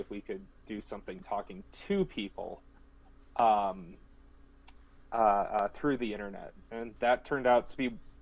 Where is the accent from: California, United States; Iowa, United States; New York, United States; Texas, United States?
Iowa, United States; Ankeny; moved away as an adult; also born or lived in Georgia; I am originally from Iowa. I grew up in a town called Ankeny, which is about halfway between Des Moines and Ames.